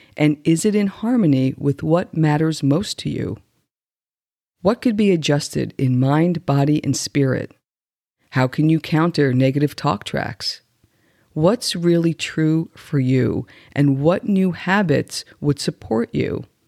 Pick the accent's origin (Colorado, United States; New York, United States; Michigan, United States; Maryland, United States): New York, United States; I grew up right outside of New York City